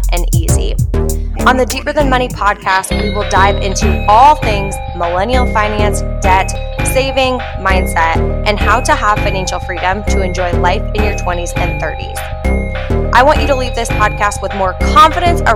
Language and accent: English; Iowa, United States; I grew up in the Midwest. I grew up in a small town in Iowa.